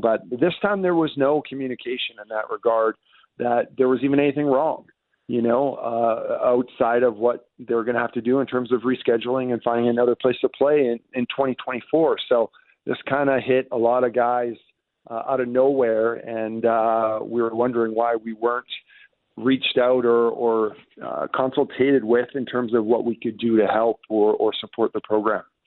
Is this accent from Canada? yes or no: yes; British Columbia, Canada; as a Canadian who grew up in Canada, in British Columbia